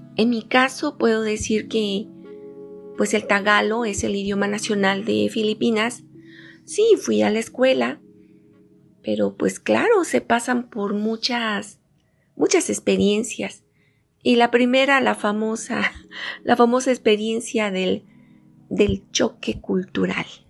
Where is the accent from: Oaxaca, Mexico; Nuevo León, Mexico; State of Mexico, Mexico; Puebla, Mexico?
Oaxaca, Mexico; parto de mi experiencia como oaxaqueña. Aquí en mi estado tenemos ocho regiones